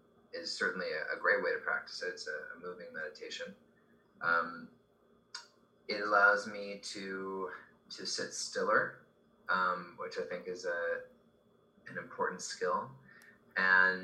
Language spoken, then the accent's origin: English; Beverly Hills, California, United States; I grew up in Beverly Hills